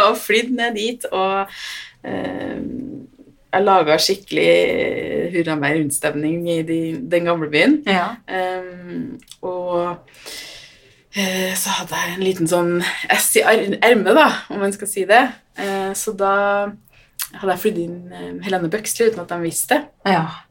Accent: Trøndelag, Norway; jeg er jo fra Trøndelag, så jeg har jo hytte på Hitra

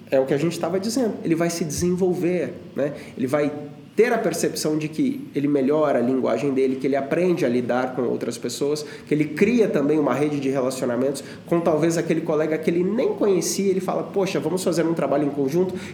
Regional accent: Monte Sião, Minas Gerais, Brazil; eu sou lá de Monte Sião, no interior de Minas Gerais.

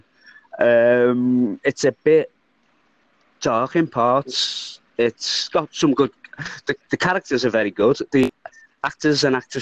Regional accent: Liverpool, North West England, United Kingdom; I'm from Liverpool.

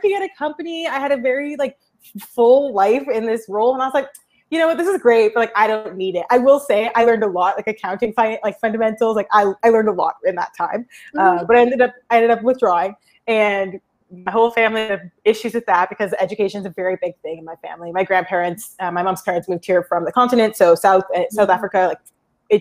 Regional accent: Toronto, Ontario, Canada; I'm originally from Toronto, Canada

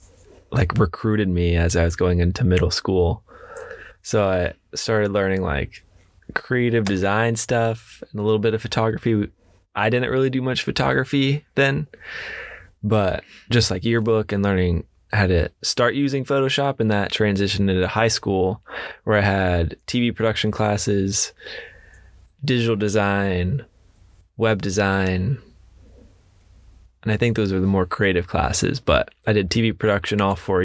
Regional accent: Ocala, Florida, United States; now in Orlando, United States; I was born in Ocala

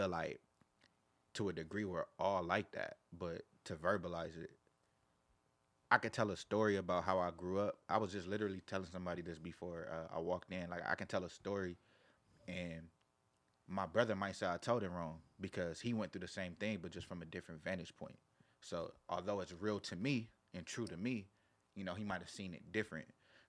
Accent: Carson, California, United States; I'm from Carson. Like TDE Studio is in Carson.

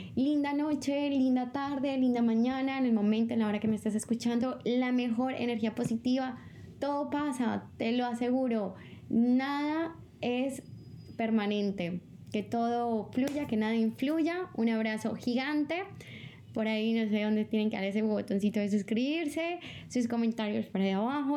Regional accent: Bogotá, Colombia; moved away as an adult; also born or lived in Hattingen, Germany / Bochum, Germany / Tossa de Mar, Spain; now in Barcelona, Spain; Vengo de Bogotá, Colombia. Es mi ciudad natal.

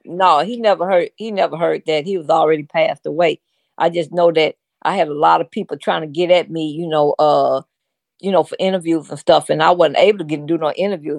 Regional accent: St. Louis, Missouri, United States; we from Saint Louis. I'm from the Show Me State

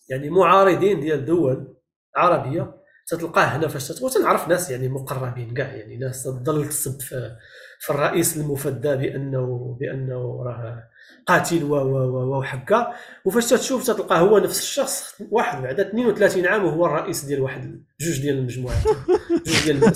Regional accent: Morocco; now in Canada; انا خرجت من المغرب في 2005 2006 ضربت واحد الوقت في ميريكان طلعت لكندا

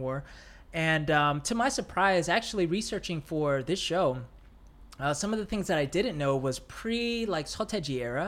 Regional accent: United States; living and growing up in the States

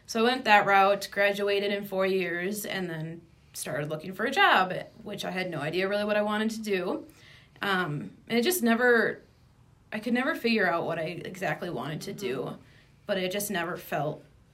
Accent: Midwest, United States; I'm from the Midwest

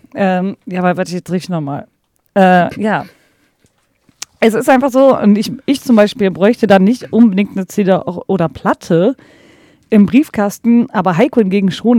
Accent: Ruhr area, North Rhine-Westphalia, Germany; ich komme halt aus dem Pott

